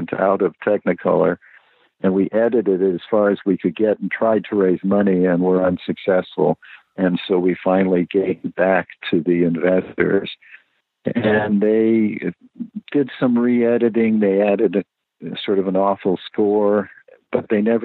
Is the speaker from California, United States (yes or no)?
yes; Los Angeles, California, United States; I grew up in the Valley